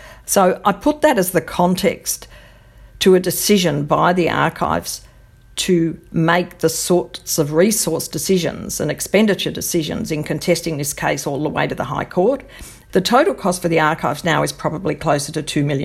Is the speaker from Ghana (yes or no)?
no; Australia